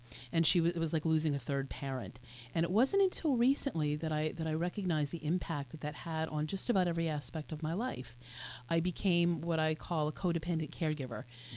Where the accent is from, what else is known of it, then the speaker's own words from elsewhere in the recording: Willingboro, New Jersey, United States; I grew up in Willingboro, New Jersey, which is a suburb of Philadelphia